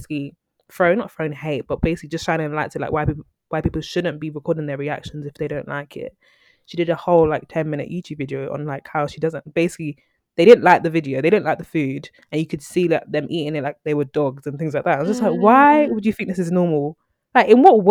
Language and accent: English; Nigeria; me, as a Nigerian